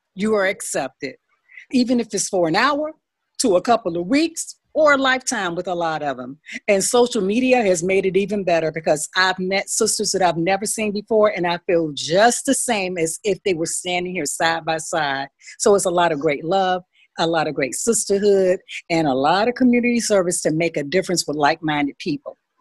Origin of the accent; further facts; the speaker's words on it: Tuscaloosa, Alabama, United States; now in Detroit, United States; I'm calling in from Detroit, Michigan, by way of Tuscaloosa, Alabama